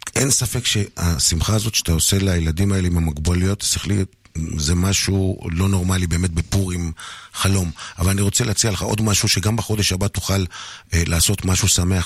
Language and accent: Hebrew; Kiryat Shmona, Northern District, Israel; המזרחים בילדות בקריית שמונה